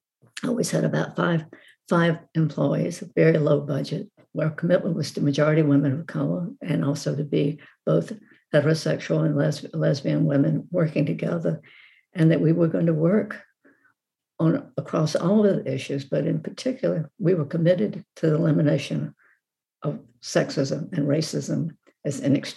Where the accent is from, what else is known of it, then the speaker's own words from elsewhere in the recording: the South, United States; That's where I learned a lot about being a Southerner, and I learned a lot about race.